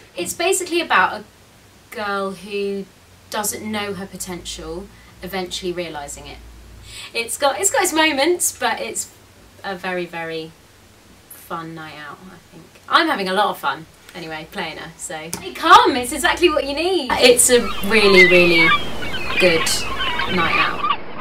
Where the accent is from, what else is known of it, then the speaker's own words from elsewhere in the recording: London, United Kingdom; I'm from London